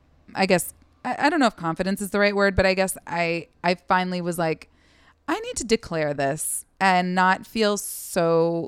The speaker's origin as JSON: {"language": "English", "town": "Seattle", "region": "Washington", "country": "United States", "also_born_or_lived": "Los Angeles / Portland, Oregon", "moved": "as an adult", "lives_now": "New York, United States", "said": "I'm originally from Seattle. Yes. Yes. I went to school in LA and then like transferred to another school in Washington State and then ended up in Portland for a couple of years."}